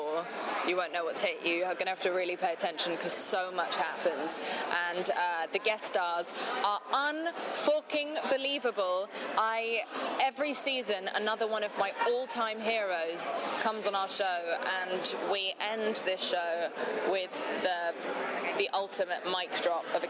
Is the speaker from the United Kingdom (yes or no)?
yes; England, United Kingdom; I am English